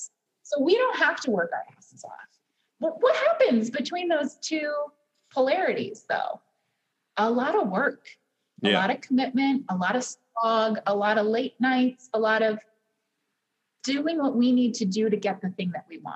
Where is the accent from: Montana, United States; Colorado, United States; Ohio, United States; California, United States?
Ohio, United States; Cleveland; as a child I grew up in Cleveland